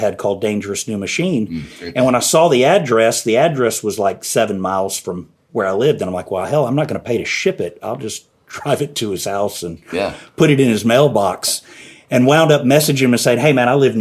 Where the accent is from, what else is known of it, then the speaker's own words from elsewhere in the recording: the South, United States; I'm from the South.